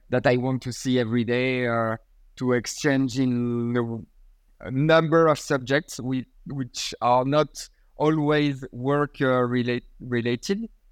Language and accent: English; Port-Saint-Louis-du-Rhône, Provence-Alpes-Côte d'Azur, France; my hometown in Port Saint Louis